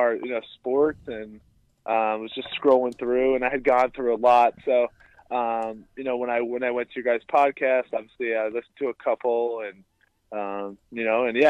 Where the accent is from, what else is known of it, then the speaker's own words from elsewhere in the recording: New Jersey, United States; I'm actually from New Jersey originally